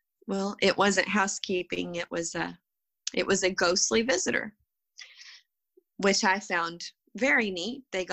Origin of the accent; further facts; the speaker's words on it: West Texas, United States; also born or lived in Italy; We don't speak French. We're from West Texas.